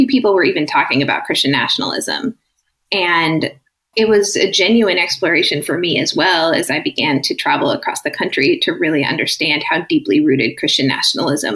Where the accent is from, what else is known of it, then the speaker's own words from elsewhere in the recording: Minneapolis, Minnesota, United States; also born or lived in Orange County, California; I moved back to my hometown of Minneapolis in 2017